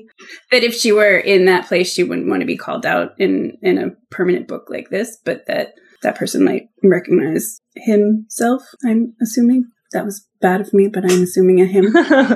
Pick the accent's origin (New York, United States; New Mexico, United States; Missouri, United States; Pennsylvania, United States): Pennsylvania, United States; Pennsylvania Dutch country, United States; I come from Pennsylvania Dutch country, where they do barnstorms, which is like the whole community comes together and they put up the barn in 2 minutes in the Amish community.